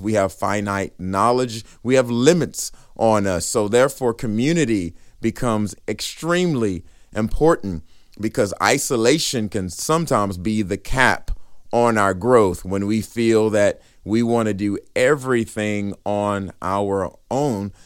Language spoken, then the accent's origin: English; Riesel, Texas, United States; I'm from Riesel, Texas